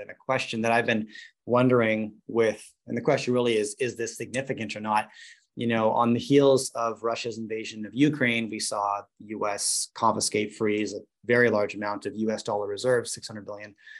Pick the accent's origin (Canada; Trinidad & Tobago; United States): Canada; Vancouver, British Columbia; I grew up in Vancouver, British Columbia